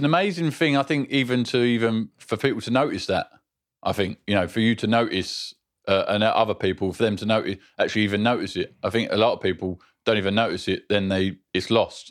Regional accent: London, United Kingdom; moved away; I grew up South London, Bixleaf

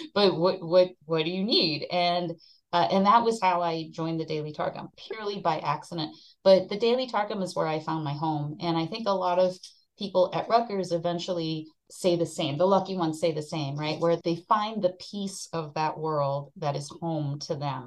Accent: Japan; moved away as an adult; I came from Japan. I was born and raised in Japan.

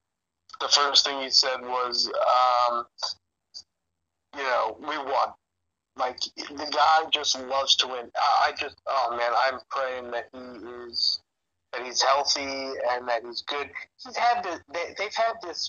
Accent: South Florida, United States; I grew up in South Florida

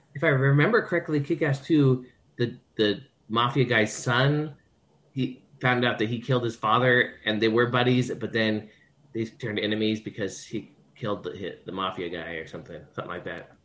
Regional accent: Kent, Washington, United States; also born or lived in Covington, Washington; here in the city of Kent

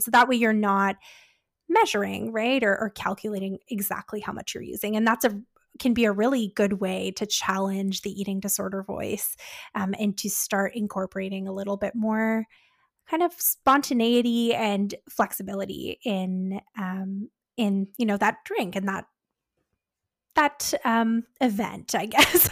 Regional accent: Canada

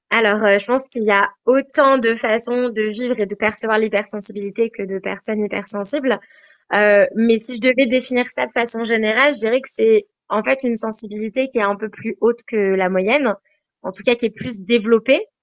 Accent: Savoie, Auvergne-Rhône-Alpes, France; now in Queenstown, New Zealand; Je viens de la Savoie, donc euh, dans les Alpes, près de la Suisse, donc en France

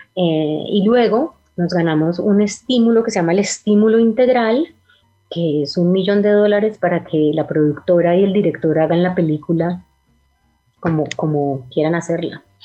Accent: Cali, Valle del Cauca, Colombia; los dos somos de Cali, Carlos el director también y crecimos en la Cali

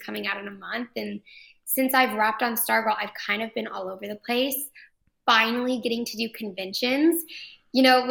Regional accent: Fort Worth, Texas, United States; also born or lived in Los Angeles, California; I was born and raised in Fort Worth and migrated back.

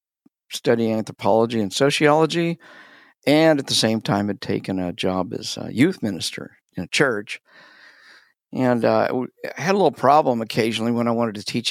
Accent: Wichita, Kansas, United States; I was raised in the South, but it was the South of Kansas in Wichita.

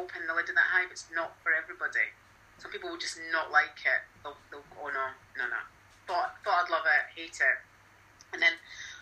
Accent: Scotland, United Kingdom; we're Scottish.

